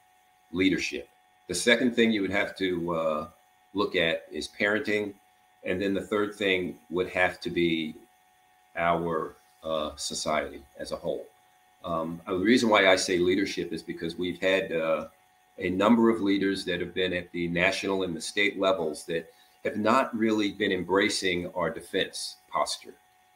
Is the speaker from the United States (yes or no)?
yes; New Jersey, United States; I was being from North New Jersey.